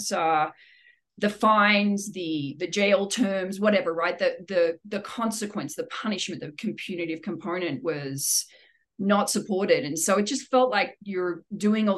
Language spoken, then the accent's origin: English; Sydney, New South Wales, Australia; moved away as an adult; now in Denver, United States; Sydney, Australia. Yes. I've been here for 21 glorious years in the United States, all in Denver, Colorado, but I hail from the place of beautiful beaches and chill people